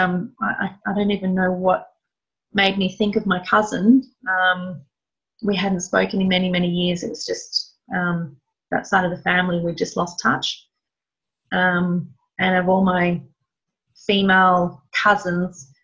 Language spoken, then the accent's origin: English; Melbourne, Victoria, Australia; I'm from Melbourne